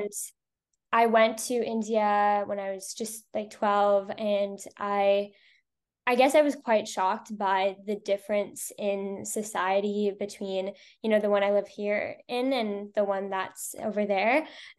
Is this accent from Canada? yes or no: yes; Toronto, Ontario, Canada; I use she, her pronouns, and I am from Toronto, Canada.